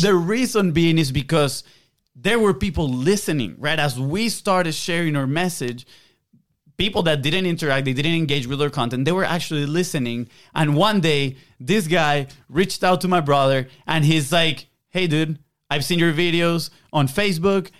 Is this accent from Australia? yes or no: no; Venezuela; English is a second language; moved away; we're from South America, Venezuela. Uh, we have a little bit of an accent